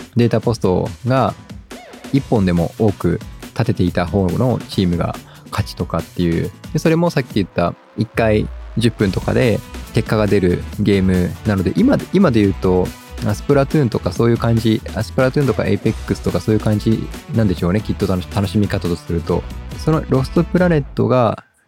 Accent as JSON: {"language": "Japanese", "country": "Japan", "accent": "Japanese English", "said": "完全にジャパニーズ・イングリッシュなんです"}